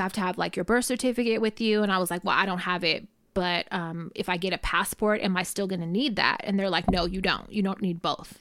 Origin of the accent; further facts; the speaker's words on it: Richmond, United States; I'm from Richmond